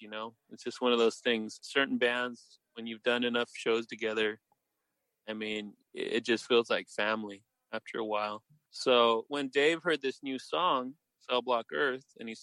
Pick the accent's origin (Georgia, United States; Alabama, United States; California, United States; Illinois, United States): California, United States; Salinas; also born or lived in Los Angeles; how I grew up here in Salinas